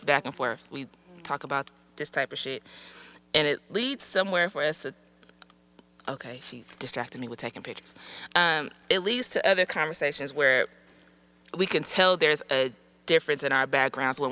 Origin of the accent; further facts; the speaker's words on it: Oakland, California, United States; I'm born and raised in Oakland. I ain't afraid to rep where I'm from